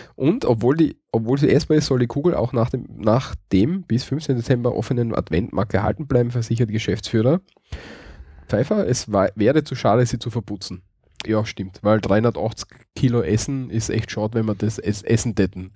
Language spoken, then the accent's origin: German; Graz, Styria, Austria; Bei uns in Graz gibt es, glaube ich, fünf oder sechs Weihnachtsmärkte